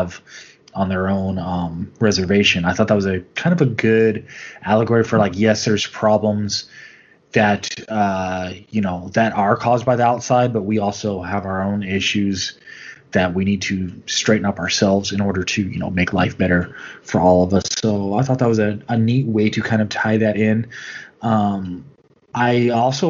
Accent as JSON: {"language": "English", "country": "United States", "said": "as an American"}